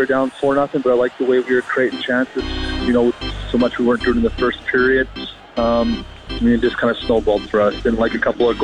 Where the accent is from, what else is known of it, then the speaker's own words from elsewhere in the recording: United States; us Americans